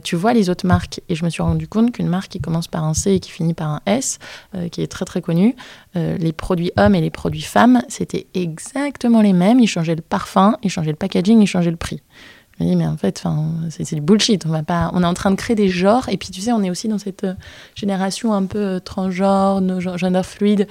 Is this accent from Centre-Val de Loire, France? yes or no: no; Brittany, France; je suis bretonne